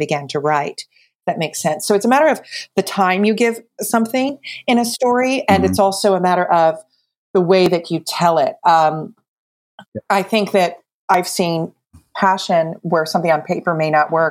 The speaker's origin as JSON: {"language": "English", "region": "New Jersey", "country": "United States", "said": "I'm from New Jersey"}